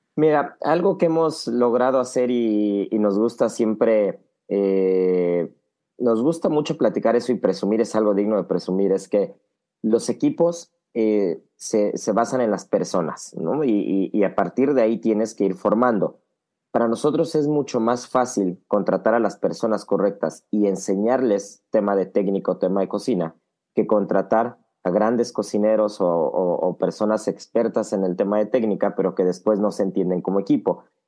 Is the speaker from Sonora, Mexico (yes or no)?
no; Mexico City, Mexico; moved away as an adult; now in Miami, United States; todos los que venimos de la Ciudad de México o de México en general